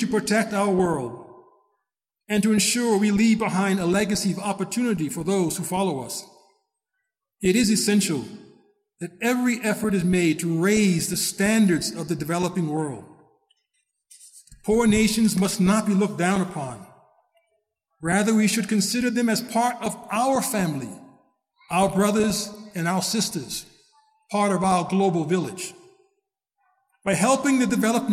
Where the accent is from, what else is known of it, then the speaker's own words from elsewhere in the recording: United States; I'm an American, born and raised